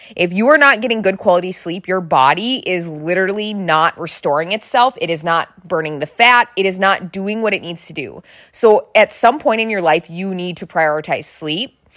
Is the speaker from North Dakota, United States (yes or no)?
yes; North Dakota, United States; I am from North Dakota.